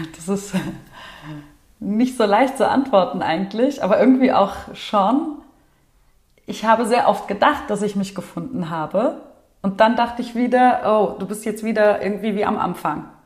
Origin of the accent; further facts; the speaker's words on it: Wiesbaden, Hesse, Germany; hier in Deutschland, da wo ich aufgewachsen bin, in Wiesbaden